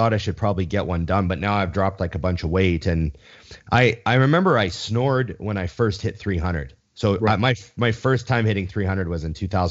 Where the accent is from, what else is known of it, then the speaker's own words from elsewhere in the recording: Canada; as a Canadian.